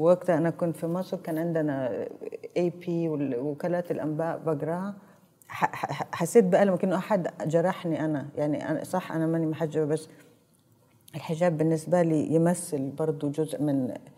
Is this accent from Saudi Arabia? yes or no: yes; Saudi Arabia; انا عربيه انا سعوديه